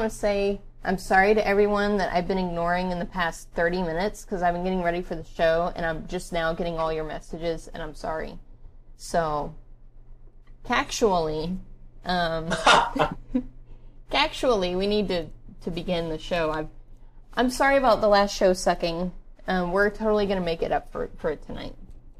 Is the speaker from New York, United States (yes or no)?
no; Pennsylvania, United States; I just moved here from Pennsylvania, so... Yeah, I don't know why that weirds everybody out when I call with a Pennsylvania number. I mean, I'm from Pennsylvania.